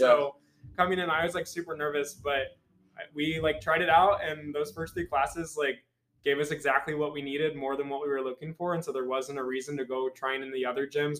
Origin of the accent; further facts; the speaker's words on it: Carthage, Missouri, United States; from Carthage, Missouri, Southwest